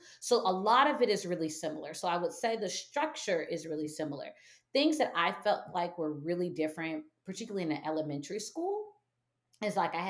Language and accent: English; Michigan, United States; And my family, although I'm from Michigan, my mom's not from Michigan. My dad wasn't from Michigan.